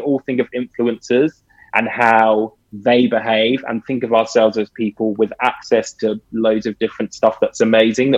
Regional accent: United Kingdom; I grew up in Britain in, you know, early 80s

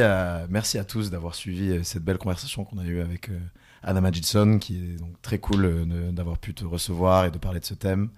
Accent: near Carcassonne, south of France, France; là où je viens, donc du sud de la France

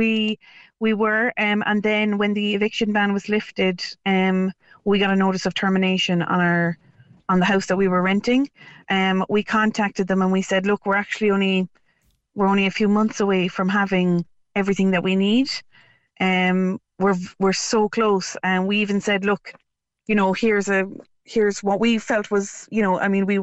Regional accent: Cork, Munster, Ireland; moved away as an adult; also born or lived in Dublin; we're both from Cork originally

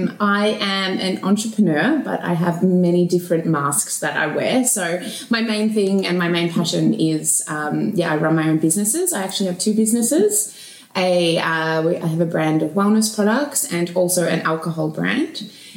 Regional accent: Melbourne, Victoria, Australia; I grew up, I was born in Melbourne, Australia, so this is always going to be home.

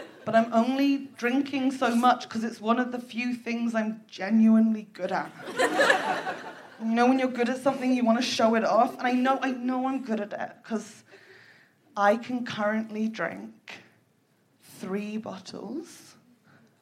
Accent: United Kingdom; I was raised in Britain during the noughties.

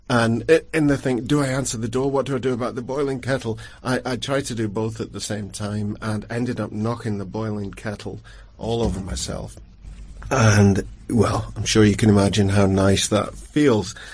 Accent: Longford, Leinster, Ireland; I'm from Longford.

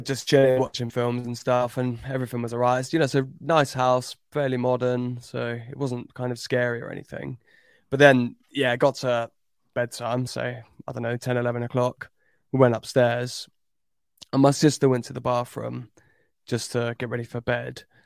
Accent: Cambridge, East of England, United Kingdom; I grew up in Cambridge

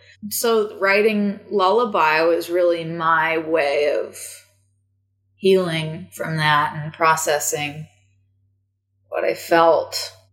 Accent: United States; I'm the American

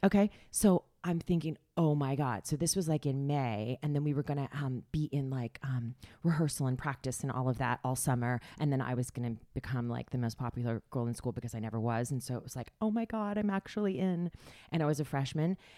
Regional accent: Springfield, Missouri, United States; now in New York City, United States; I was born in Springfield, Missouri. I went to high school with Brad Pitt

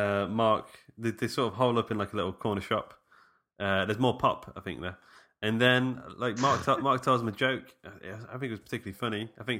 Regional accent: Mansfield, East Midlands, United Kingdom; born or raised there

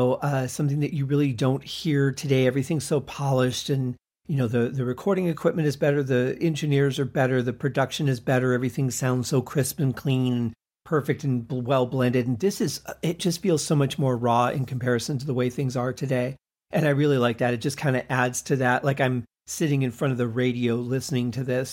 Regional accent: Michigan, United States; also born or lived in Colorado / Arizona / California; now in Las Vegas, United States; I grew up in Michigan where we had a lot of snow, lived in Colorado where we had a lot of snow

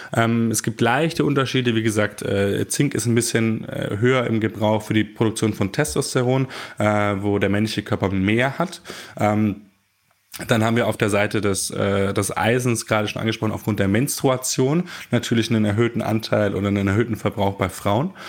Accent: Germany; die wir als Deutsche zu uns nehmen

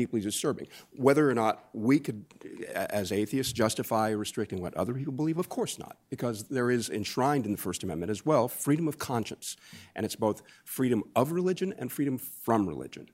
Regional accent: United States; growing up in America

